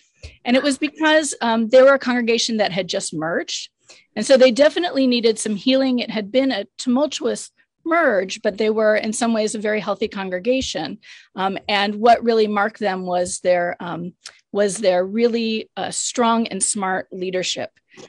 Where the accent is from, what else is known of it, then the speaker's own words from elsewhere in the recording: North and Central Florida, United States; moved away as an adult; also born or lived in Memphis, Tennessee / Jackson, Mississippi; now in Worcester, United States; I grew up in North and Central Florida. So some of those years were spent in Jacksonville with Rabbi Greenstein Sr. as my rabbi.